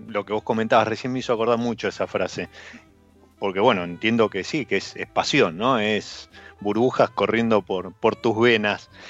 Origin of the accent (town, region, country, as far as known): Argentina